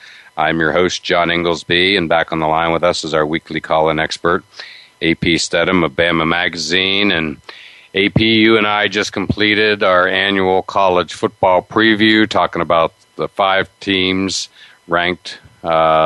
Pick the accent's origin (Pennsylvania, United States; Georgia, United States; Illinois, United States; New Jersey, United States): Pennsylvania, United States; Altoona; moved away; my hometown of Altoona, Pennsylvania